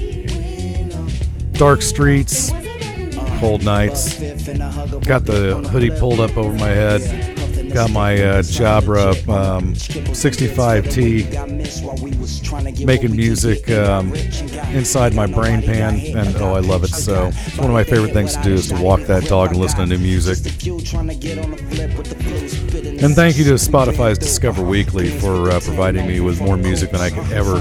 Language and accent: English; Middle America, Midwest, United States; like any red-blooded American male from Middle America, I had a crappy rock station in my hometown. KATT The Cat, 100.5 FM.